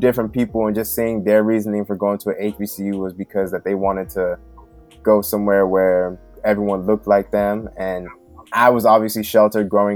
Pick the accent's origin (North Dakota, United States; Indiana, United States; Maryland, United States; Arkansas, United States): Maryland, United States; Prince George's County; I grew up in Prince George's County, Maryland